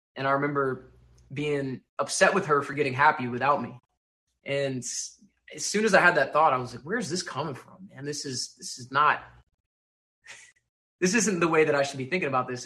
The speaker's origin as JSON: {"language": "English", "region": "Texas", "country": "United States", "tie": "born or raised there", "moved": "yes"}